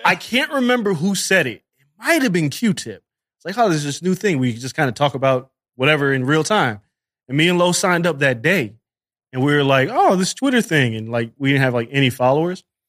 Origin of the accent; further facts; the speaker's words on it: Las Vegas, Nevada, United States; moved away as an adult; now in New York, United States; I'm from Vegas